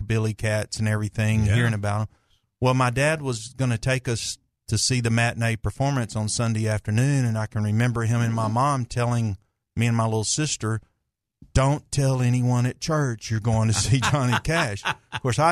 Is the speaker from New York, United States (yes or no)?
no; Blytheville, Arkansas, United States; Growing up in Blytheville, Arkansas, northeast Arkansas